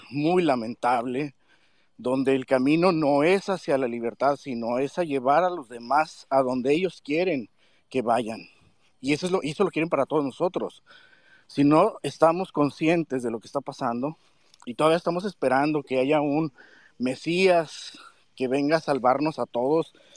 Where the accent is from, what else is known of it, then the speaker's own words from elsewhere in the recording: Mexico; tenemos como mexicanos